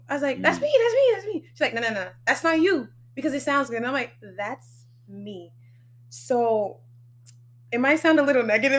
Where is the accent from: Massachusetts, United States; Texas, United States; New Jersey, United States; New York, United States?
Massachusetts, United States; Brockton; also born or lived in Maryland / Boston / Sierra Leone (ancestry); Brockton, I guess I was raised here